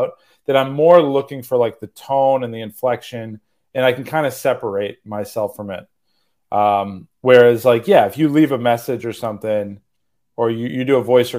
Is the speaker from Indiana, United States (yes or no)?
no; Massachusetts, United States; moved away as an adult; also born or lived in New York; I moved to Massachusetts where I grew up in Massachusetts. So we moved back here